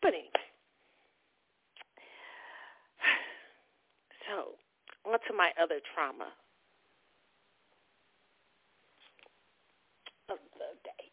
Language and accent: English; Kansas City, Missouri, United States; my hometown, Kansas City